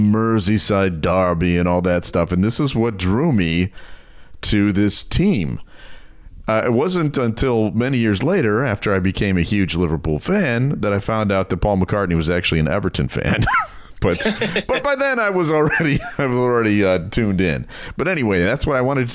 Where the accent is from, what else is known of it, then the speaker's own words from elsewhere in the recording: Germany; now in United States; I grew up in Germany